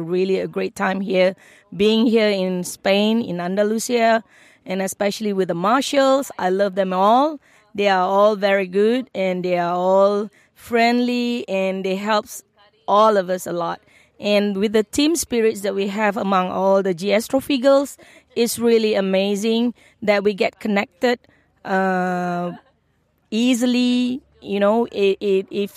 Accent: Malaysia; I'm from Malaysia

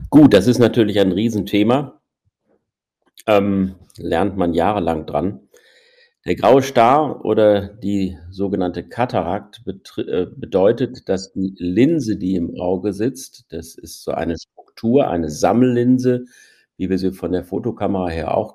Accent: North Rhine-Westphalia, Germany; Ich stamme aus dem Ruhrgebiet, habe in Münster Medizin studiert, bin dann zu meiner Ausbildung zum Augenarzt wieder zurück ins Ruhrgebiet gegangen

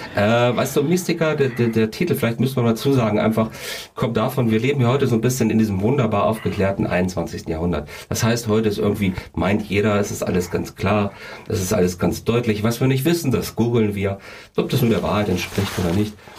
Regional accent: Kassel, Hesse, Germany; Ich bin ja quasi hier in Kassel geboren

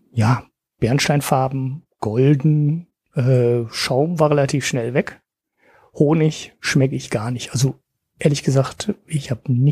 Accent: Oberhausen, North Rhine-Westphalia, Germany; Es ist ein Oberhausener Bier aus meiner Heimat ähm, von der Ruhrpott Brewery

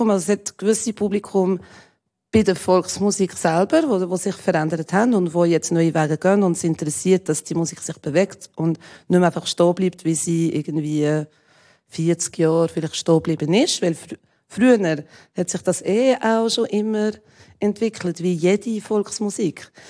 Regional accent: Jura, Switzerland; ich bin im Jura aufgewachsen. Das war noch schlimmer als in Zürich.

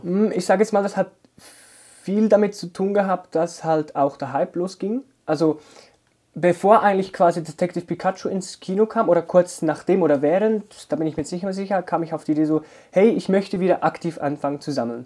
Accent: Zurich, Switzerland; bei uns in Zürich

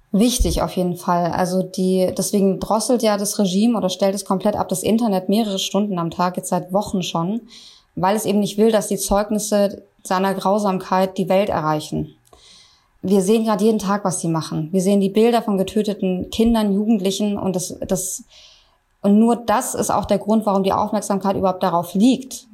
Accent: Germany; bei uns in Deutschland

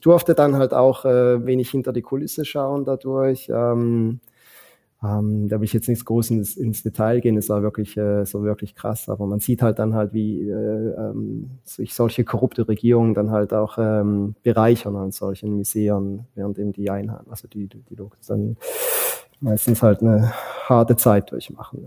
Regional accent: Switzerland; moved away as an adult; now in Philippines; ich bin ein Schweizer

